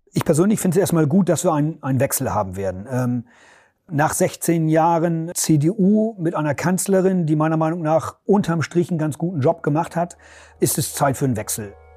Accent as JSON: {"language": "German", "area": "East Frisia", "region": "Lower Saxony", "country": "Germany"}